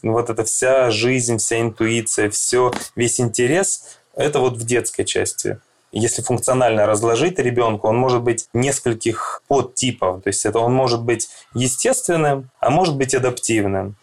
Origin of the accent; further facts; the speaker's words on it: Krasnodar, Krasnodar Krai, Russia; also born or lived in Saint Petersburg; я из Краснодара, психолог